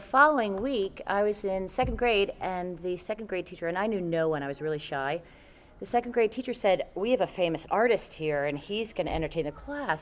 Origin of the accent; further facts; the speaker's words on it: New York, United States; also born or lived in Connecticut; when I was seven years old, we moved from Connecticut to New York